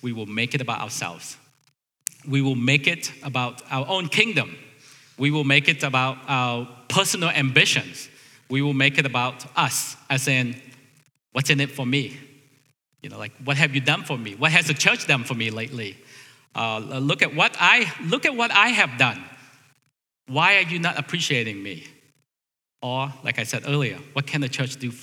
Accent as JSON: {"language": "English", "country": "United States", "said": "As American"}